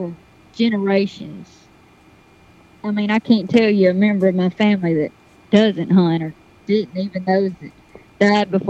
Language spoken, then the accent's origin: English; Brantley, Alabama, United States; I'm from South Alabama. I'd tell you the town. It's called Brantley